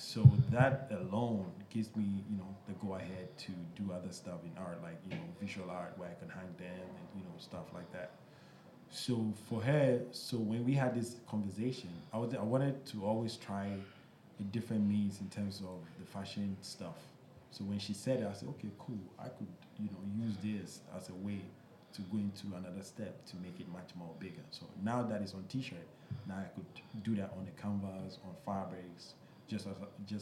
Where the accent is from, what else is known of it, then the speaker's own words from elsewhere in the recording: Ghana; When I was growing up in Ghana